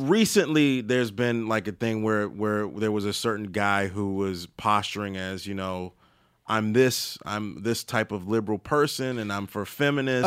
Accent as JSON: {"language": "English", "region": "Maryland", "country": "United States", "moved": "yes", "said": "I'm from Maryland and I'm below, I guess I'm below the Mace-, Mason Dixon line"}